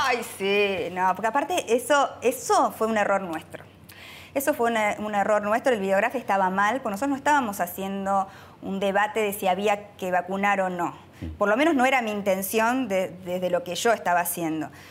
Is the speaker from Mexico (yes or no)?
no; Argentina; somos argentinos